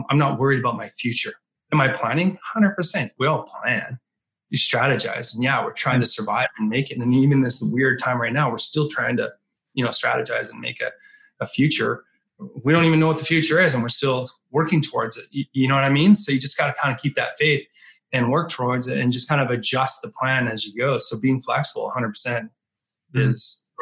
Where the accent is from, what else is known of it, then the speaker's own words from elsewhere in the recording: Canada; now in Manhattan Beach, United States; I grew up in Canada.